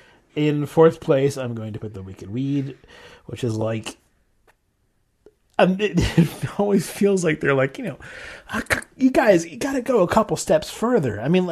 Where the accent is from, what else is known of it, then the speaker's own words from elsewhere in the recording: United States; I'm American.